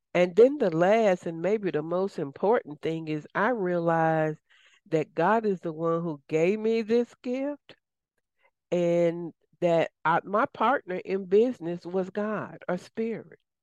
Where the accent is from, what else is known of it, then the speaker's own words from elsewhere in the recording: the South, United States; accent: southern; my southern accent may not align with everybody